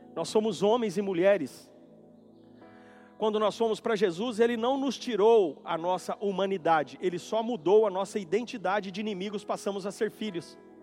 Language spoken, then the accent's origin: Portuguese; Bonito, Mato Grosso do Sul, Brazil; now in Campo Grande, Brazil; decidi fazer uma visita na fazenda onde eu nasci e fui criado